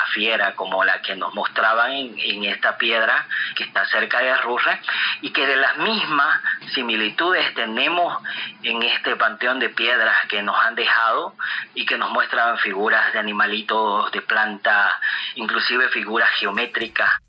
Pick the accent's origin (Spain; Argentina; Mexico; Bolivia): Bolivia; Rurrenabaque, Beni; mi pueblo Renabaque